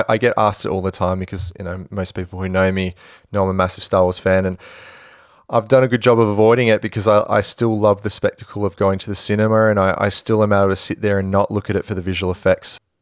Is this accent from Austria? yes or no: no; Perth, Western Australia, Australia; I'm from Perth